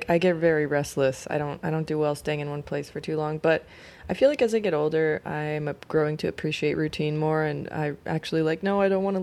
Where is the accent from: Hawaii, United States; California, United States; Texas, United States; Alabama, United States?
California, United States; Oakland; also born or lived in Sacramento / San Francisco; now in New York, United States; So I consider the Bay, the Bay and Sacramento to be like my hometowns, but mainly I consider Oakland to be like my hometown.